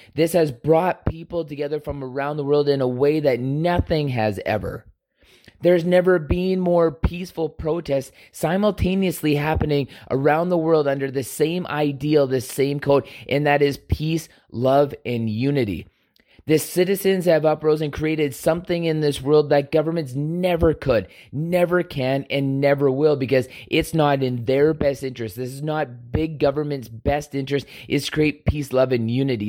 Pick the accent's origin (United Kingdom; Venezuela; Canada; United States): Canada; we are all Canadian